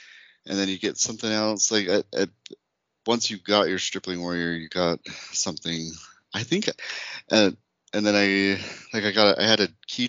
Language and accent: English; Utah, United States; I grew up in Utah